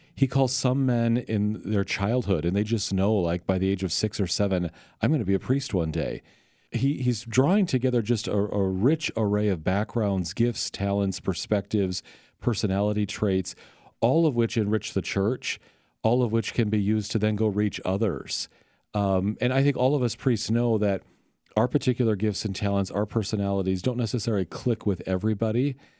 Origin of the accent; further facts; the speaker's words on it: Sioux City, Iowa, United States; now in St. Louis, United States; I'm from Sioux City, Iowa. Northwest Iowa